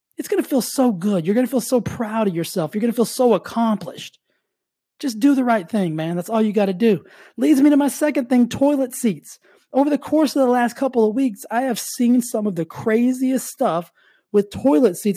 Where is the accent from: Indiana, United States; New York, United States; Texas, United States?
Texas, United States; moved away as an adult; now in California, United States; I grew up in Texas.